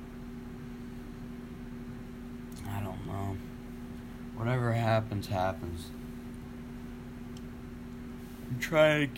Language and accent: English; United States; I'm an American